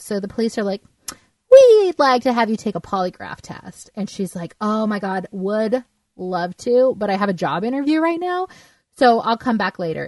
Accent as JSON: {"language": "English", "region": "Southern California", "country": "United States", "tie": "born or raised there", "said": "I grew up in Southern California"}